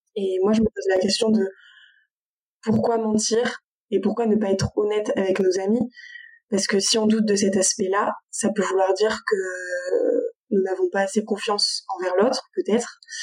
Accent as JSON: {"language": "French", "town": "Avignon", "region": "Provence-Alpes-Côte d'Azur", "country": "France", "lives_now": "Marseille, France", "said": "je suis originaire d'Avignon"}